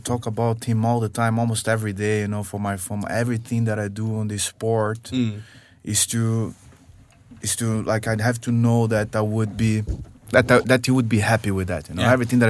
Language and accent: English; Rio de Janeiro, Brazil; So I come from Rio, man, and my grandfather had some classes with the Helio Gracie and the Gracie school